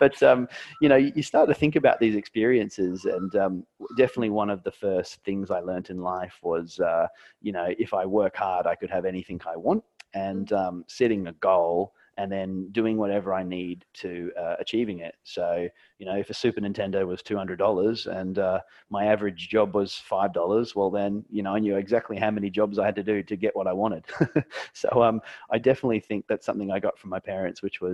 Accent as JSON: {"language": "English", "country": "Australia", "tie": "born or raised there", "also_born_or_lived": "Brisbane, Queensland, Australia", "said": "when I was in primary school age, I grew up in Maribyrnong, and Dad went through a sea change and wanted to have a houseboat business"}